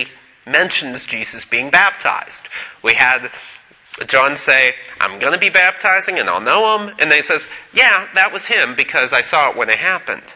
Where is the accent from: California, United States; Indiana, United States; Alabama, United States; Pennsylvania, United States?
Pennsylvania, United States; Pittsburgh; also born or lived in Boston / Washington, D.C.; now in Knoxville, United States; When I was a musician growing up in Pittsburgh